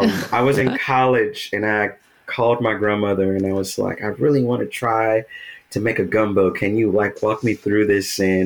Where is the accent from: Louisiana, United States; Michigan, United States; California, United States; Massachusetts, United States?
Louisiana, United States; Hilleryville; Hilleryville is a very, very small incorporated town in the Atchafalaya Basin of Louisiana.